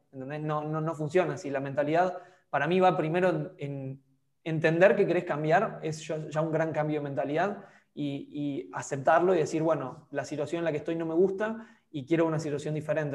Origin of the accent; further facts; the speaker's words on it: Argentina; moved away as an adult; also born or lived in Europe; cuando me fui de Argentina, volví a los 8 o 9 meses a visitar